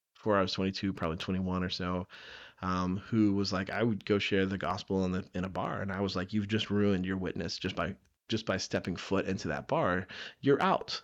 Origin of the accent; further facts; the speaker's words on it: the South, United States; I grew up in the South